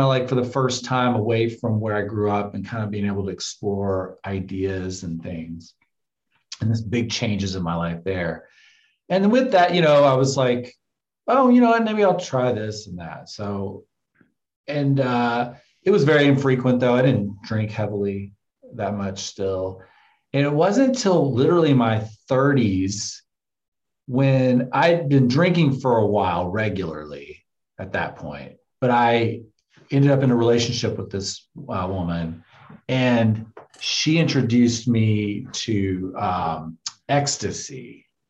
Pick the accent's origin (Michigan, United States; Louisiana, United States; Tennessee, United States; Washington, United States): Tennessee, United States; moved away as an adult; I was like 21 after I'd moved to I moved from Tennessee to California.